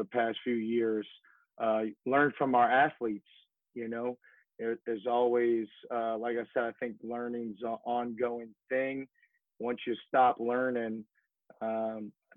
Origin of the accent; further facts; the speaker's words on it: New Orleans, Louisiana, United States; also born or lived in Tuscaloosa, Alabama / Georgia / Florida / Texas; now in Lafayette, United States; born and raised in New Orleans, Louisiana